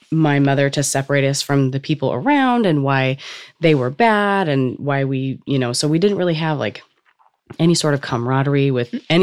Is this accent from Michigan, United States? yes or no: no; Cypress, California, United States; California, and we grew up in a trailer park